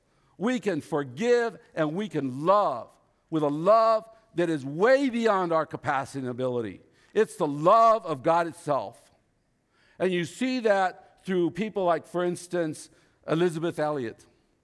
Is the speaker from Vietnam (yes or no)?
yes; Vietnam; English is a second language; moved away; I was raised in a different religion. I was raised in Cao Dai religion in Vietnam, but I was missing something.